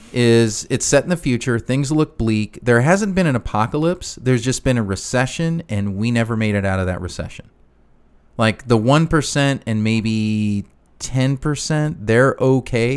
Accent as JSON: {"language": "English", "town": "Chicago", "region": "Illinois", "country": "United States", "tie": "born or raised there", "said": "I grew up in Chicago"}